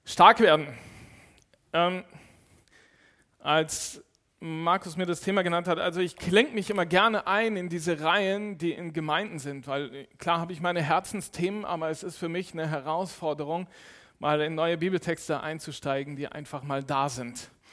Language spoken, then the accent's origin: German; Cologne, North Rhine-Westphalia, Germany; ich bin in Köln groß geworden